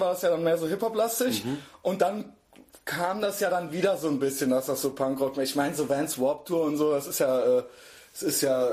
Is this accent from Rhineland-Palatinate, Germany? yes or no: yes; Koblenz, Rhineland-Palatinate, Germany; now in Cologne, Germany; ich bin ja aus Koblenz, born mhm. and raised in Koblenz